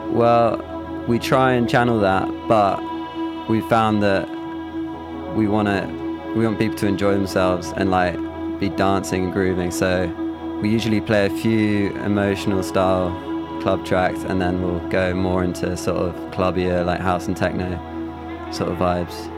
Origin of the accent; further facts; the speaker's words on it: London, United Kingdom; also born or lived in Leeds; I'm from London, but I went to uni, did music production at Leeds Beckett